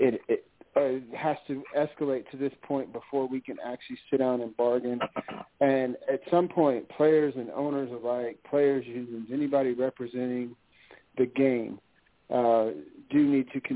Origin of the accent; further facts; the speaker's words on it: the South, United States; growing up in the South